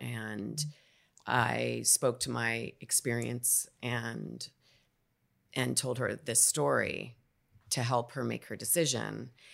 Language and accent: English; New York City, New York, United States; also born or lived in Spanish Harlem; where I grew up on the Upper East Side